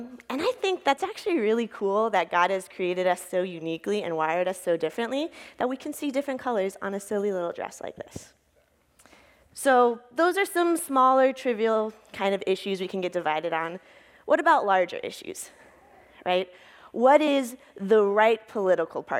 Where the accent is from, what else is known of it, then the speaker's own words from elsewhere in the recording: Texas, United States; moved away as an adult; now in Duluth, United States; I grew up in Texas and then moved to Duluth in 2014